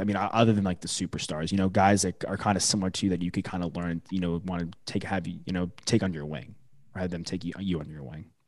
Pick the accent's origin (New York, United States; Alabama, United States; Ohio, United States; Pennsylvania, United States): New York, United States; moved away; I'm from New York originally.